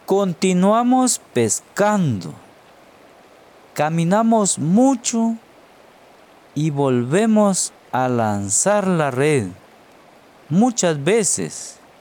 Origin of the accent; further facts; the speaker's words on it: Guatemala; soy de Guatemala un hermoso país centroamericano al sur de México